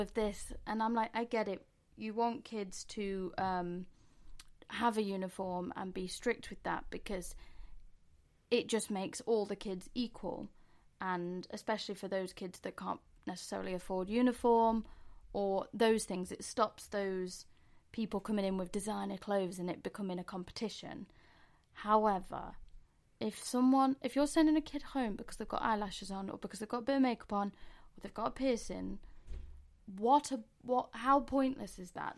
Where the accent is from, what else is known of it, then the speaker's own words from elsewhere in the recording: Mansfield, East Midlands, United Kingdom; moved away as an adult; now in London, United Kingdom; we're both from Mani T, as we call it